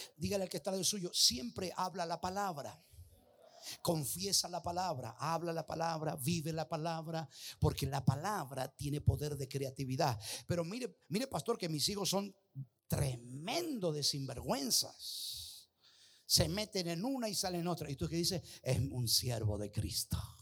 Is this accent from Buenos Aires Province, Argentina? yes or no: no; Mendoza, Argentina; como buen mendocino